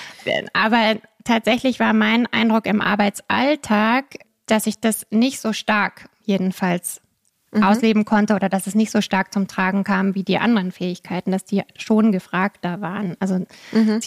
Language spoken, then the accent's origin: German; Munich, Bavaria, Germany; Ich komme aus München, habe da dann ganz normal Jura studiert